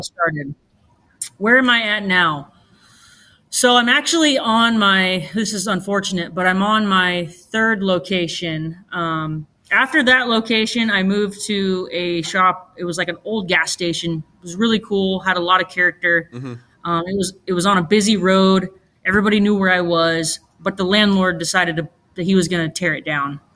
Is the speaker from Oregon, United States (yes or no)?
yes; Roseburg, Oregon, United States; born and raised in Roseburg, Oregon